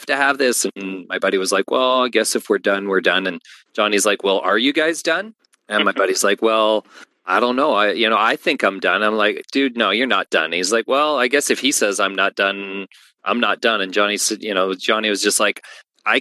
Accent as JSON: {"language": "English", "country": "Canada", "said": "I'm from Canada too"}